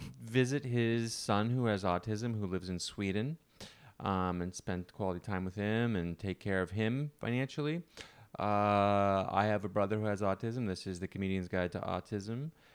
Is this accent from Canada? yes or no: yes; Canada; moved away; Growing up in Canada